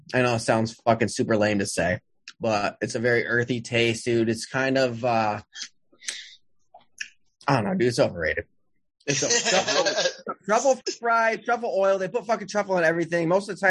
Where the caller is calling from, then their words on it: New Haven, Connecticut, United States; I'm in Connecticut, New Haven, you know, Frank Pepe, Sally's.